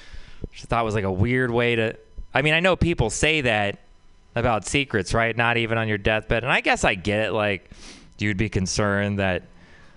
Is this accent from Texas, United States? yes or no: yes; Texas, United States; I grew up in Texas